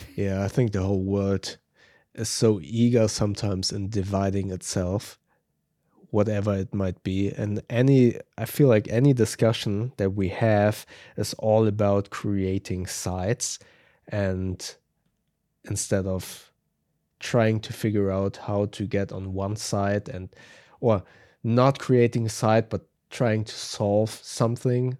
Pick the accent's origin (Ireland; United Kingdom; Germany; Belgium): Germany